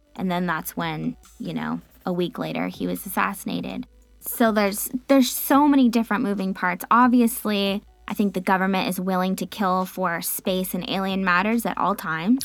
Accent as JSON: {"language": "English", "country": "United States", "said": "being an American"}